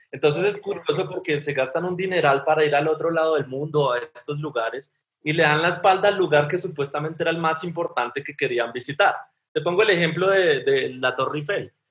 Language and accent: Spanish; Colombia; yo soy fotógrafo colombiano